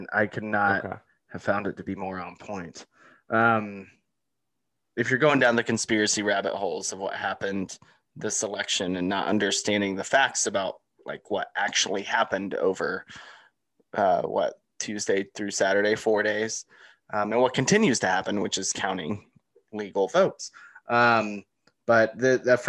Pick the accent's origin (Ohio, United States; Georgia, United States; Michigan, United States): Georgia, United States; Atlanta; I'm from Atlanta, raised in Atlanta